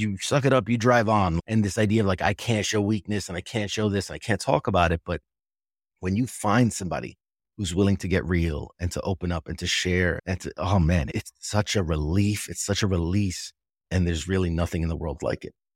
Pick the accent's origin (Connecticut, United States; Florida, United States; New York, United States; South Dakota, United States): New York, United States; New York City; moved away; I'm originally from New York City, right there in Manhattan, and I was a senior in high school when nine eleven happened